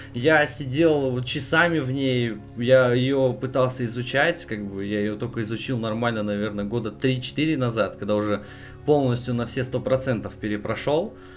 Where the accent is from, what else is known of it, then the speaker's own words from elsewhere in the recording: Yuzhno-Sakhalinsk, Sakhalin Oblast, Russia; Сам я с Дальнего Востока, нахожусь я капец как далеко от всех вас